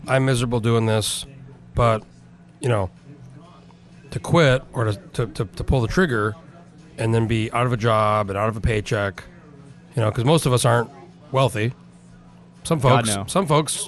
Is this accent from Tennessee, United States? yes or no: no; Rio Rancho, New Mexico, United States; moved away; also born or lived in Albuquerque; Where I grew up in New Mexico, in Rio Rancho, where I grew up there, huge Intel plant